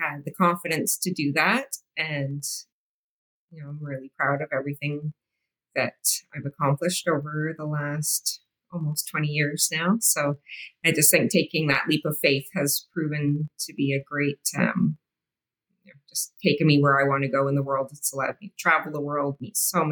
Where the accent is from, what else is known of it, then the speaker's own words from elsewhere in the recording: Canada; Being Canadian